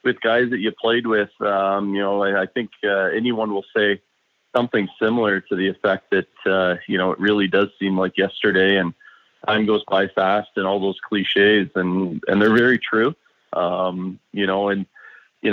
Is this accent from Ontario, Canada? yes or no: yes; Peterborough, Ontario, Canada; back in my hometown of Peterborough, Ontario